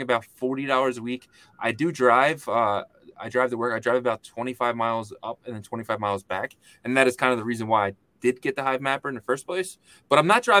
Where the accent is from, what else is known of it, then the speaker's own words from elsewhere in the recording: Philadelphia, Pennsylvania, United States; I'm from Philadelphia